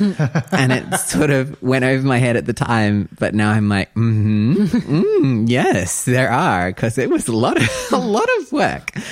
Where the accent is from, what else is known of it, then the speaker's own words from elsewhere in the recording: New Zealand; I'm from New Zealand